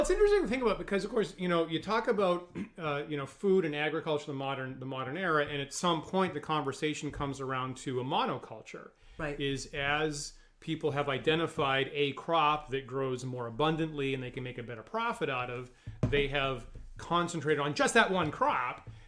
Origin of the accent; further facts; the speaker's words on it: United States; me as an American and and again one from a very rural location